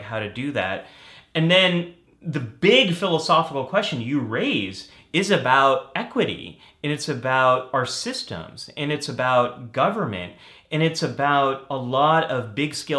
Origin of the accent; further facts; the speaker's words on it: Northern California, United States; I grew up in Northern California